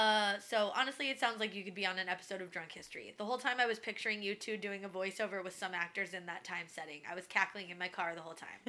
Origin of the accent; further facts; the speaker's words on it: Columbus, Ohio, United States; about 2.5 hours north of Columbus, Ohio, which is my hometown. Shout out to the Columbus, Ohio people.